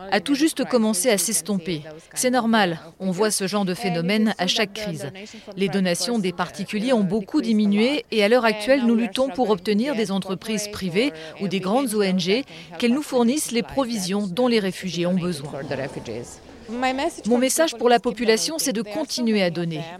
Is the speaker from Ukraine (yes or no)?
yes; Odesa, Odesa Oblast, Ukraine; French is a second language; now in Bucharest, Romania; J'ai 36 ans et je viens d'Ukraine, d'Odessa. Euh, Je travaille ici